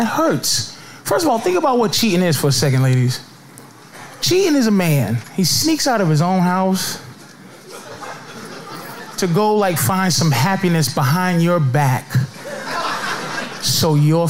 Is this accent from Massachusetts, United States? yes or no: yes; Boston, Massachusetts, United States; I'm from Boston, man. I got a PhD in white people, man. I grew up around them.